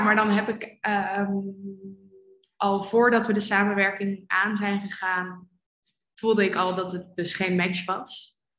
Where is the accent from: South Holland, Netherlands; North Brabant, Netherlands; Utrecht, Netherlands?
Utrecht, Netherlands; Amersfoort; moved away as an adult; also born or lived in Amsterdam; ik ben geboren en opgegroeid in Amersfoort.